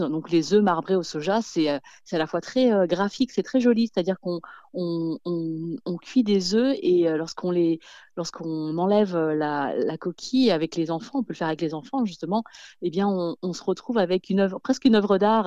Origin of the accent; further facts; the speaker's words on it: France; quand j'étais petite, j'ai grandi en France